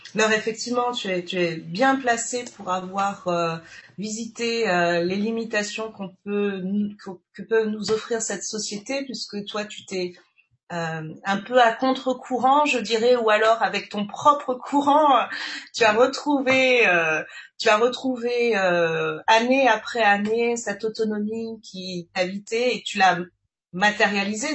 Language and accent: French; French Guiana; Guyane, d'ailleurs ma, ma terre natale